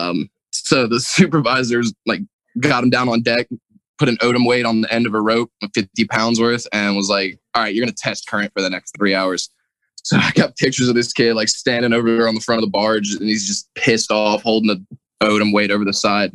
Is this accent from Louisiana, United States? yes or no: yes; New Orleans, Louisiana, United States; I'm from New Orleans